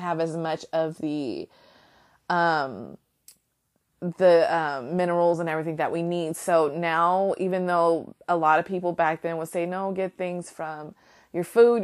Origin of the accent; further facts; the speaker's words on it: United States; I can only speak as an American